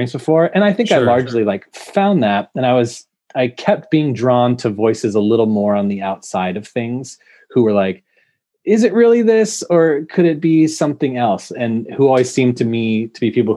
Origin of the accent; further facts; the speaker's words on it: Bay Area, California, United States; I grew up in the Bay Area in California